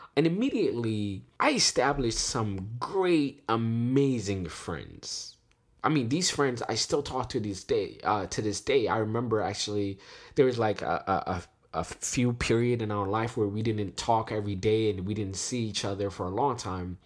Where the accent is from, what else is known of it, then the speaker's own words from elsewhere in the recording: Washington, District of Columbia, United States; We're from D C